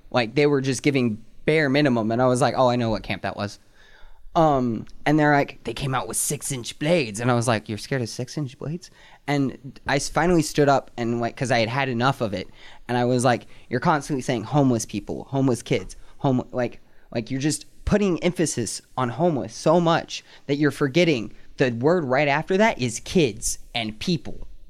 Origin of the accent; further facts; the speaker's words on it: North Carolina, United States; now in Anchorage, United States; I moved back up from my home state of North Carolina